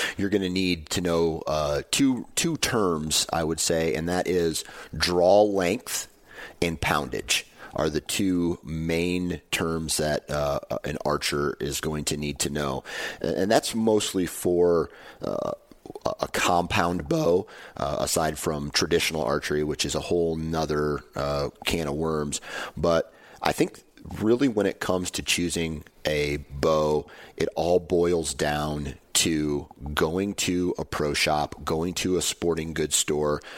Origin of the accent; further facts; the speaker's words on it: Midwest, United States; I'm from the Midwest